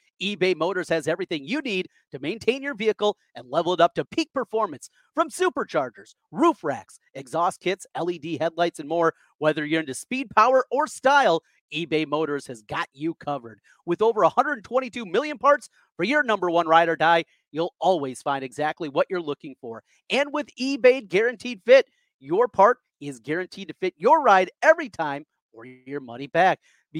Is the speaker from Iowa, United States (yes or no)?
yes; Osage, Iowa, United States; Growing up in North Iowa, family in Minnesota, cousins, family members that went to Minnesota